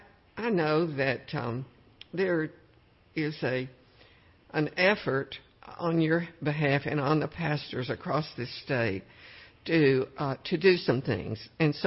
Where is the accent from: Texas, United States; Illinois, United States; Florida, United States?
Texas, United States; Cut and Shoot; I was born near Cut and Shoot, if you know where that is.